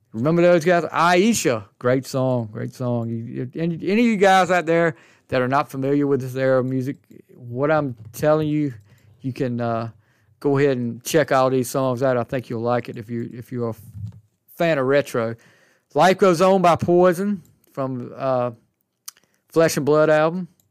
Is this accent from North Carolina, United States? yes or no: yes; Alaska, North Carolina, United States; I'm from Alaska, North Carolina, small town, About a hundred people, maybe.